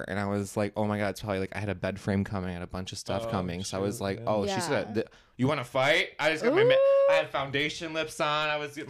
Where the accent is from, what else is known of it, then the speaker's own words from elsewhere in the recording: Plymouth, Michigan, United States; That's where I'm from.